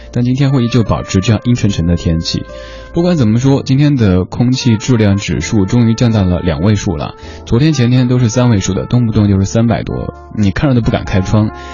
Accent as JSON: {"language": "Chinese", "region": "Sichuan", "country": "China", "tie": "born or raised there", "moved": "yes", "lives_now": "Beijing, China", "said": "我的家乡四川那边"}